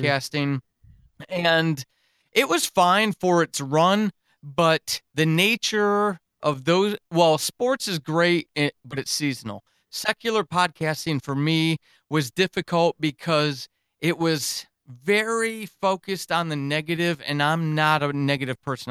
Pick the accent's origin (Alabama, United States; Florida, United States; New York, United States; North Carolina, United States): New York, United States; moved away as an adult; also born or lived in Germany; I grew up in New York